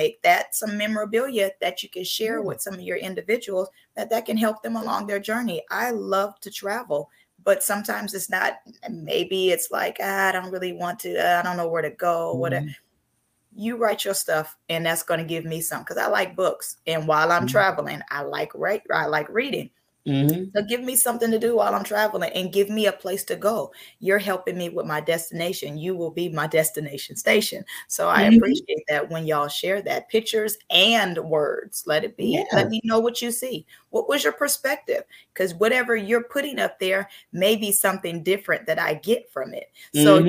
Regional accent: Seattle, Washington, United States; now in Florida, United States; I was born and raised in Seattle, and I moved down here to Florida

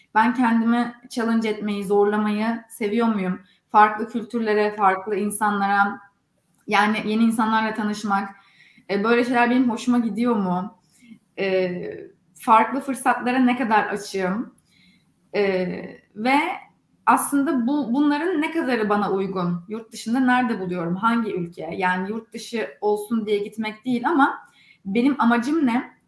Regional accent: Istanbul, Turkey; moved away as an adult; also born or lived in Durham, North Carolina, United States; now in Silicon Valley, United States

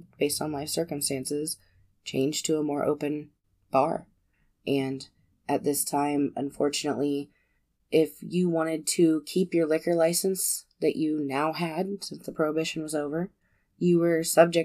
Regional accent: United States; we're American

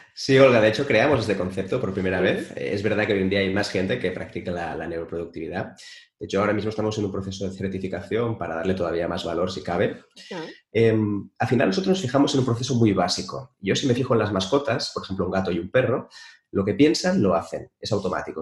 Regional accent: Spain; en mi país, en España

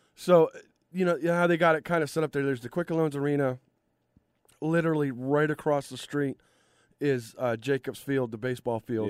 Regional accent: Cleveland, Ohio, United States; my hometown, Cleveland

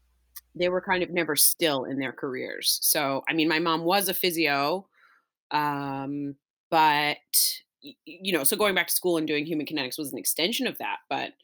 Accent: Nova Scotia, Canada; also born or lived in Massachusetts; I'm originally from Nova Scotia and moved a lot as a kid. But after university, worked at a couple restaurants in Halifax and then ended up getting sort of scooped up and going to Massachusetts.

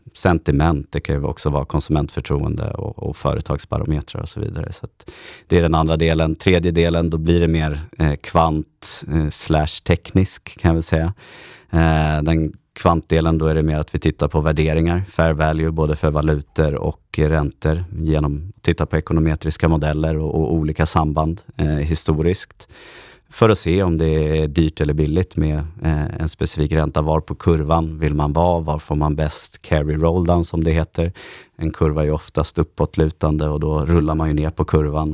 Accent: Stockholm, Stockholm County, Sweden; also born or lived in Örebro; född och uppvuxen här i Stockholm

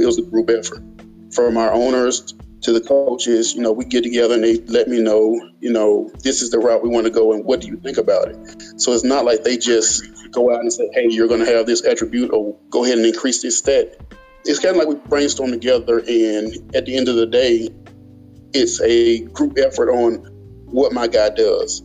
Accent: Birmingham, Alabama, United States; Birmingham, Alabama.

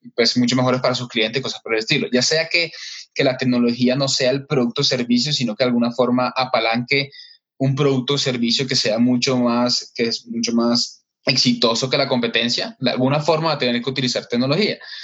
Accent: Barranquilla, Atlántico, Colombia; now in Bogotá, Colombia; yo estoy en Bogotá, soy, aunque soy de Barranquilla, de la costa, pero estoy acá en Bogotá hace como ya 10

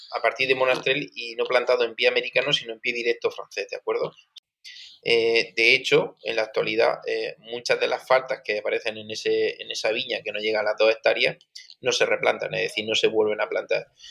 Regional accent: Region of Murcia, Spain; yo soy murciano

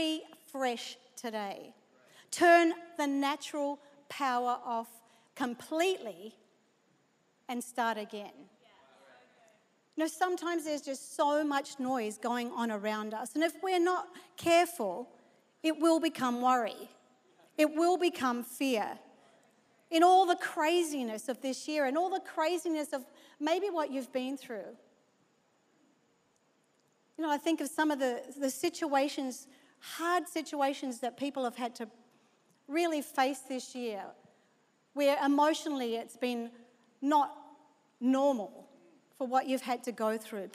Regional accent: Australia; moved away; being an Aussie

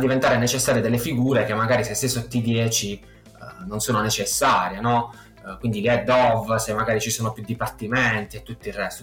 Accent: Matera, Basilicata, Italy; also born or lived in Israel; io sono di Matera, una piccola cittadina del sud Italia.

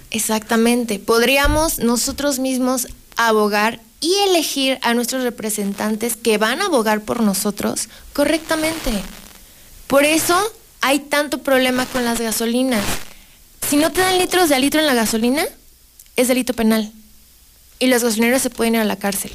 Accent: Aguascalientes, Mexico; yo vivo en Aguascalientes, yo soy de Aguascalientes

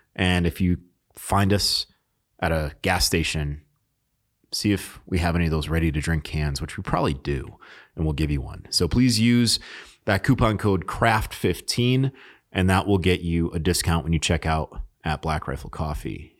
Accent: New England, United States; also born or lived in Alaska; I grew up in New England

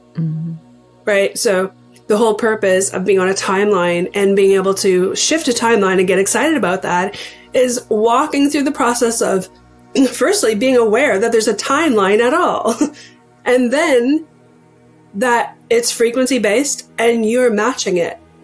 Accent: Canada; also born or lived in Ontario, Canada; I am a Canadian. I live in Ontario, Canada.

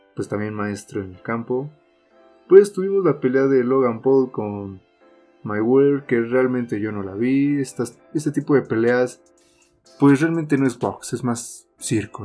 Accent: Mexico; uno como mexicano

